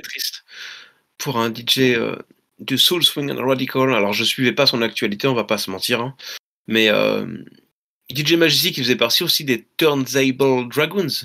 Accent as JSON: {"language": "French", "town": "La Rochelle", "region": "Nouvelle-Aquitaine", "country": "France", "tie": "born or raised there", "said": "je suis natif de La Rochelle"}